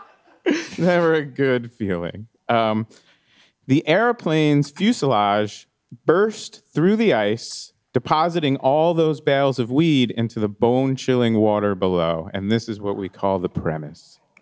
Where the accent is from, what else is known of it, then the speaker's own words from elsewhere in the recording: East Coast, United States; moved away; I grew up on the East Coast. It was a lot different